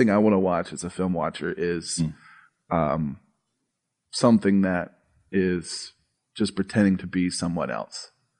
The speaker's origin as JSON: {"language": "English", "region": "Arkansas", "country": "United States", "tie": "born there", "said": "I was 4 years old. I was living in Arkansas at the time. I was born in Arkansas."}